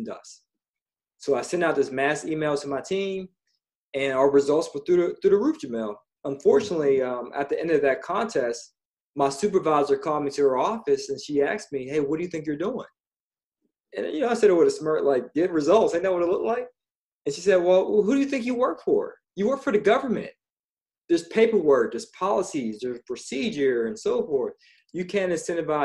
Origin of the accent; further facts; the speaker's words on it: Pittsburgh, Pennsylvania, United States; I'm from Pittsburgh originally.